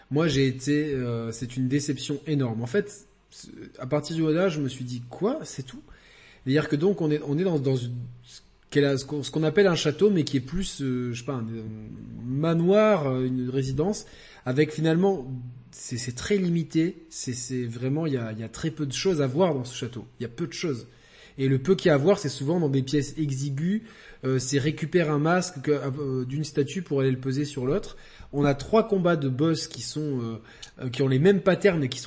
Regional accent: the South, southern France, France; je suis un sudiste

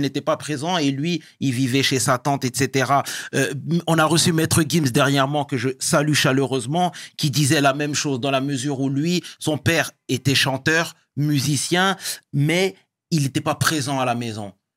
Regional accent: Sarcelles, Île-de-France, France; je viens de Sarcelles et c'est une ville

